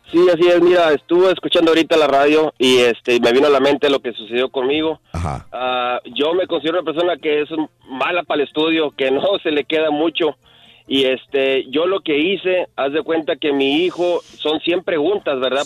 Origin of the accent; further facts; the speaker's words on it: Matamoros, Tamaulipas, Mexico; moved away as an adult; now in United States; yo soy de Matamoros, yo soy de ah, Matamoros